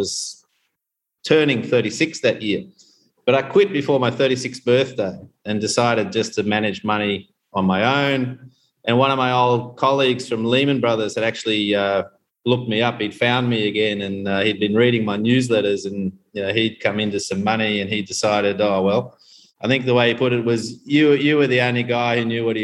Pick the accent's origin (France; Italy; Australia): Australia; Queensland; moved away as an adult; also born or lived in Canberra / South Korea / Hong Kong / Bali, Indonesia; now in Tanzania; I grew up in Queensland